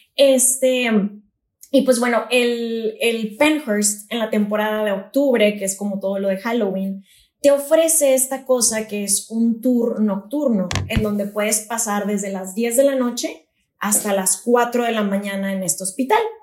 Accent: Monterrey, Nuevo León, Mexico; soy de Monterrey y acá pues siempre estamos en calor intenso

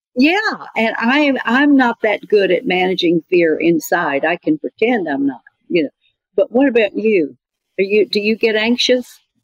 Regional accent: Birmingham, Alabama, United States; Where are you from? And I said, Birmingham

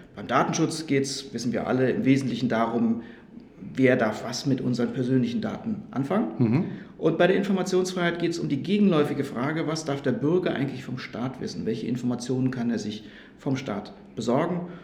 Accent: Rhineland-Palatinate, Germany; moved away as an adult; now in Stuttgart, Germany; Das habe ich in Rheinland-Pfalz gemacht. Das ist auch meine Heimat

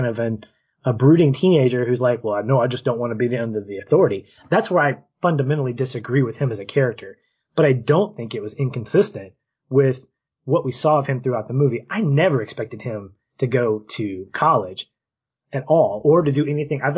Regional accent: Little Rock, Arkansas, United States; now in Tampa, United States; we're from Little Rock metro area

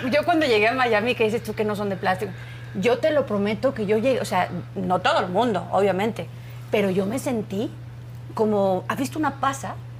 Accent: Spain; moved away as an adult; now in Mexico; cuando yo vivía en España, obviamente, yo nací en España

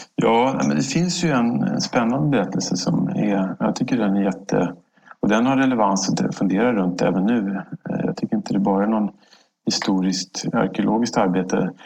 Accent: Stockholm, Stockholm County, Sweden; jag är född här i Stockholm, eh, uppvuxen här

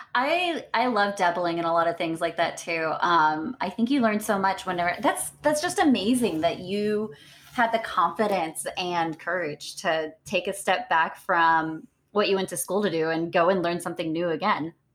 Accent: Beaumont, Texas, United States; I'm born and raised in Texas

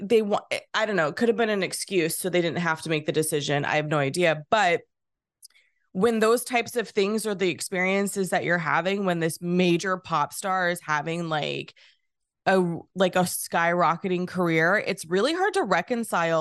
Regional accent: California, United States; I grew up in California

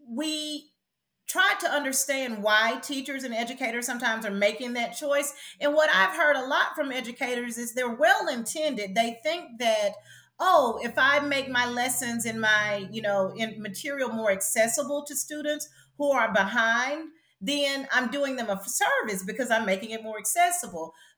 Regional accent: the South, United States; I identify as a Black woman from the South who grew up extremely poor

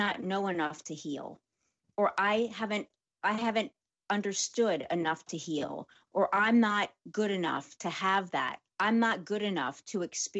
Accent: New Orleans, Louisiana, United States; I'm from New Orleans

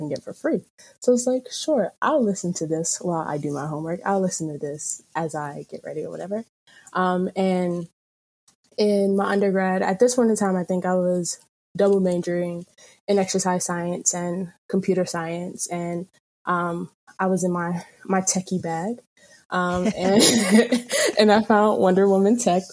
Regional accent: North Carolina, United States; moved away as an adult; also born or lived in Camden, New Jersey / Trenton, New Jersey; now in Maryland, United States; I was born in Camden, New Jersey, raised mostly in Trenton and around Trenton. Until I was about like 7, 8, 9, maybe. And then I moved to North Carolina, a small city.

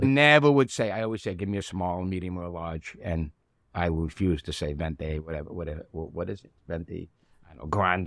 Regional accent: New York City, New York, United States; also born or lived in Bensonhurst, Brooklyn; it was Red Hook, you know, or South Brooklyn when I grew up

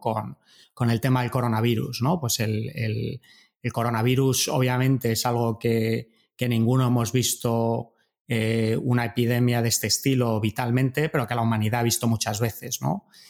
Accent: Madrid, Community of Madrid, Spain; moved away as an adult; also born or lived in Germany / Montreal, Canada / United States; yo soy de Madrid

